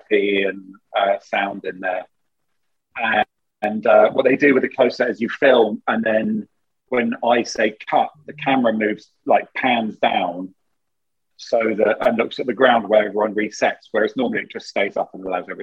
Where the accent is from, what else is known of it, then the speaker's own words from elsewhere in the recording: United Kingdom; we're British